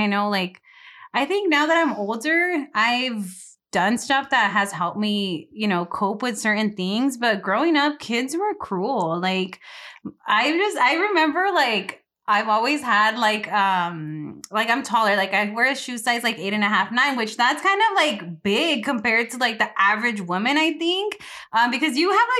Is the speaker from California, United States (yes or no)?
yes; Delano, California, United States; I'm all Delano. I mean, like, even my siblings, like, I remember growing up